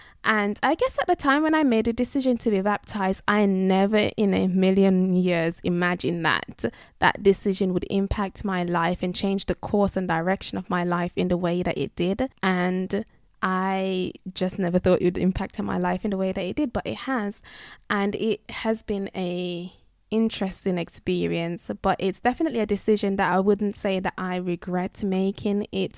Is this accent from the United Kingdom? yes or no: yes; England, United Kingdom; But as I've mentioned, I'm from England and you can't find kneesberries in Tesco's and Asda.